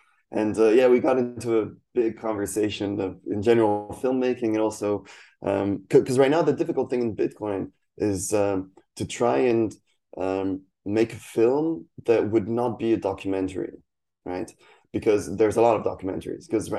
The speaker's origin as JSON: {"language": "English", "country": "Poland", "tie": "born or raised there", "also_born_or_lived": "France", "second_language": "English", "said": "So I'm French and Spanish, half half. But I grew up in Poland. I've lived between France and Poland kind of on and off, but mostly Poland"}